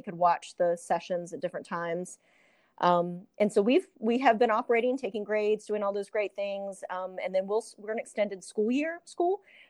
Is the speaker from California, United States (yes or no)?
no; Chesterfield, Virginia, United States; I'm from Chesterfield, obviously, and you know, you do lots of internships and visit different schools and things like that.